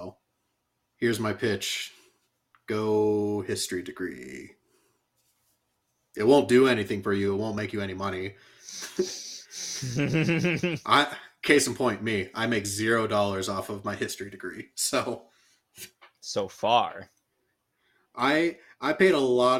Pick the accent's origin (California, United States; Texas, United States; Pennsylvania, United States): California, United States; as a kid, I grew up in California